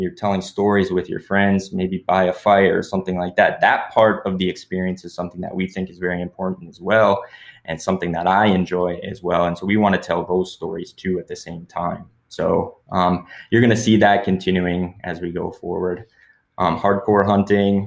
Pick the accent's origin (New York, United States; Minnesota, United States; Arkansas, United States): Minnesota, United States; Pelican Rapids; now in Brainerd, United States; me and my friends growing up in Pelican Rapids, floating the Pelican River back in the day